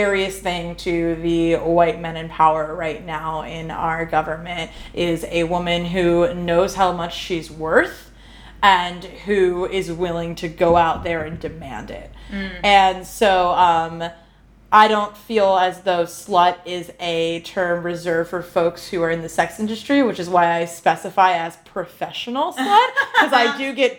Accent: New Jersey, United States; moved away; also born or lived in Baltimore; I am originally from the East Coast. I'm a Jersey girl

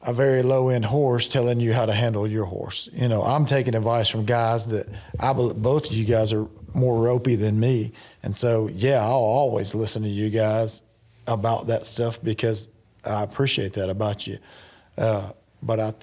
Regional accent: Northeast Louisiana, United States; now in Stephenville, United States; I grew up in Northeast Louisiana

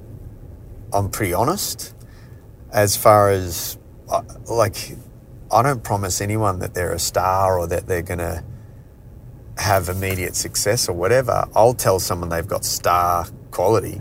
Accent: Adelaide, South Australia, Australia; I grew up in Adelaide

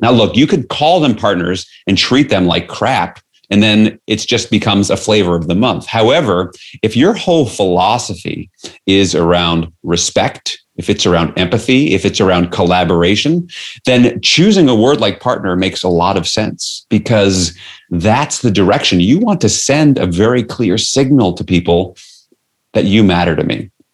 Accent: New York City, New York, United States; I grew up in New York City

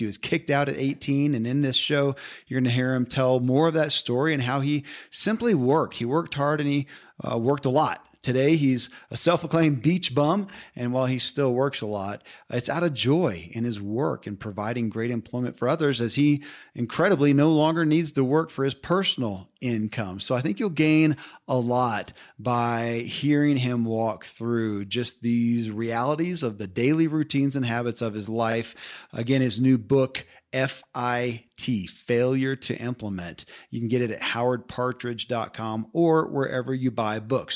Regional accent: Kentucky, United States; I grew up in Kentucky

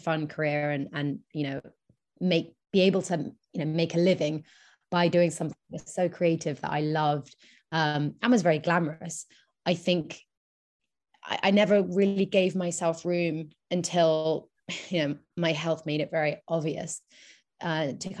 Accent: England, United Kingdom; moved away as an adult; now in New York, United States; I'm born in England

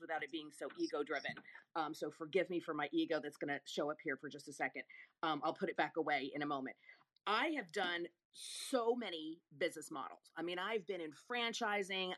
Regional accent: Rome, Lazio, Italy; I was born in Rome, nowhere near Sicily.

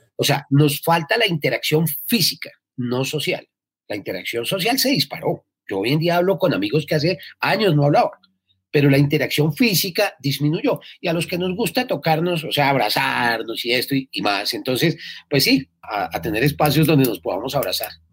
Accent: Colombia; los, colombianos somos absolutamente guerreros

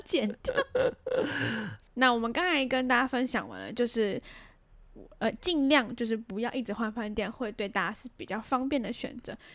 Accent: Taiwan; 我们台湾人

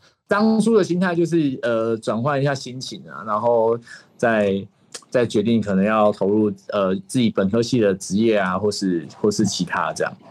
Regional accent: Keelung, Taiwan; now in Kenting, Taiwan; 我本身是基隆人。

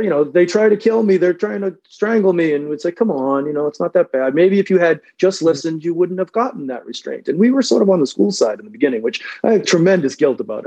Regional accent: Revere, Massachusetts, United States; also born or lived in Sudbury, Massachusetts; I grew up in Revere, Mass, which, if you don't know, is sort of a you know blue collar town

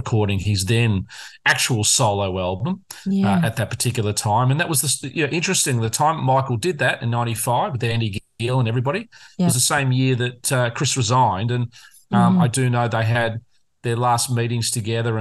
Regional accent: Australia; we're a convict country where Australians are historically convicts who came out from England

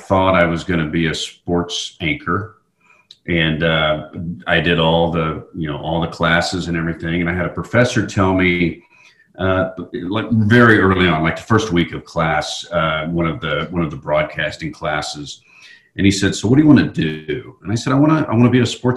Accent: Oklahoma City, Oklahoma, United States; moved away as an adult; also born or lived in Dallas, Texas / Atlanta, Georgia; I actually was born in Texas and grew up in Oklahoma City

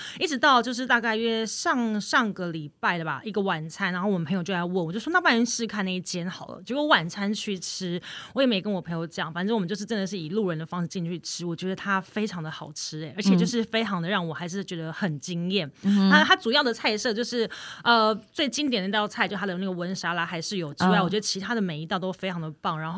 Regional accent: Taiwan; 我们台湾人

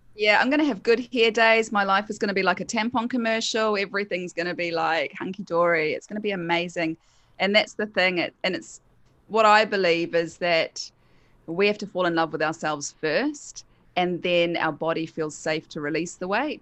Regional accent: New Zealand; accent: Kiwi; also born or lived in United Kingdom / Queensland, Australia; now in Sunshine Coast, Australia; I'm a Kiwi, so that's my accent

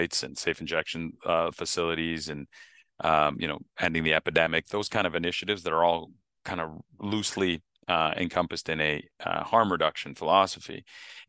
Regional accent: Canada; moved away; I grew up in Canada

